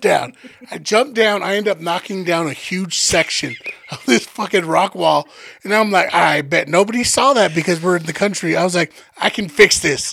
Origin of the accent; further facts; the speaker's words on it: Denver, Colorado, United States; just because we're from Denver doesn't mean like we were out in the wilderness